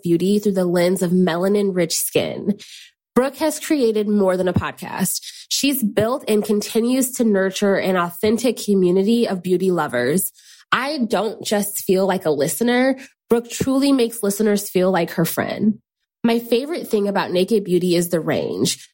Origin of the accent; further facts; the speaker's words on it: Chicago, Illinois, United States; now in Seattle, United States; I'm from Chicago, but currently call Seattle home